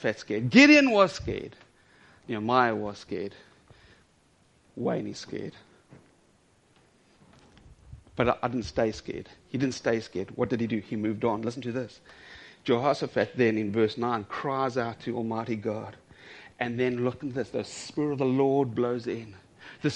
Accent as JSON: {"language": "English", "country": "South Africa", "said": "I'm South African"}